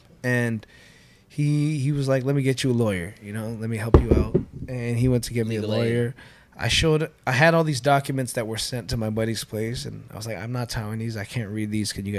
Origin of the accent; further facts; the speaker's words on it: Philippines; But I'm fully Filipino